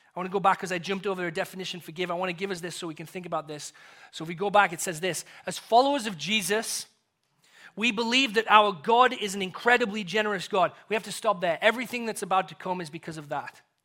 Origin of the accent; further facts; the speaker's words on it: England, United Kingdom; moved away; as an Englishman